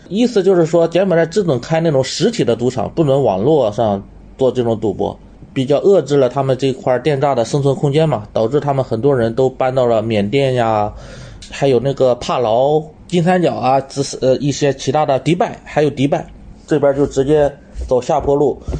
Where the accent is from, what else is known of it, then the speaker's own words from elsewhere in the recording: Shandong, China; moved away as an adult; also born or lived in Taizhou, Jiangsu; now in Cambodia; 本身我老家是山东的，我当时是在江苏泰州上班